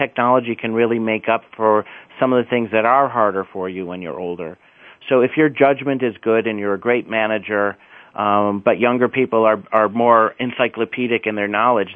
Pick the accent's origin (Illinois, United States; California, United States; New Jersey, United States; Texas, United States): Illinois, United States; Chicago; I'm from the Midwest. I'm from Chicago, which is a great, vital city